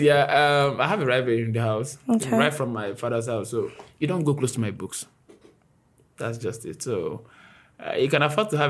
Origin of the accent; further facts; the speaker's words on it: Nigeria; I'm from Igbo.